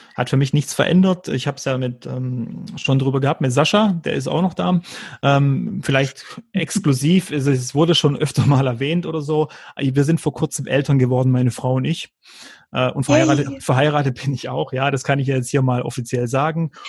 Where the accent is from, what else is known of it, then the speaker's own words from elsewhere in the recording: Freudenstadt, Baden-Württemberg, Germany; dann ist nicht zu Hause irgendein Dorf in Kroatien, sondern dann ist es Freudenstadt im Schwarzwald, was übrigens in Württemberg liegt und nicht in Baden.